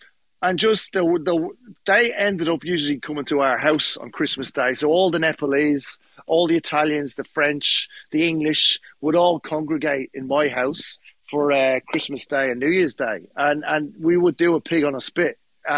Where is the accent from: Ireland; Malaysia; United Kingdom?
Ireland; Dublin, Leinster; The police turned up with the army because, mate, and I'm from Dublin. The army have guns up there.